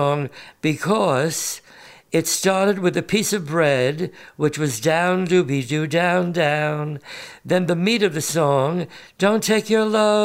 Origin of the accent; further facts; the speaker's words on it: New York City, New York, United States; I was born and raised in Brighton Beach, Brooklyn, New York, to a poor family